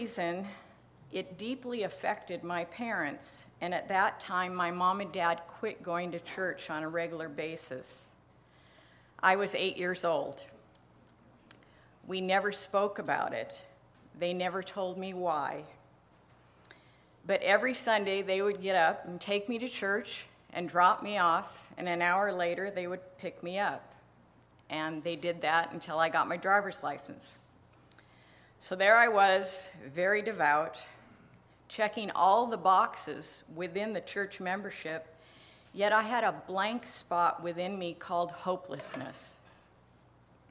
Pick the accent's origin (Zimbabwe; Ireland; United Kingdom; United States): United States; Tacoma, Washington; I was born in 1957 and raised in Tacoma, Washington.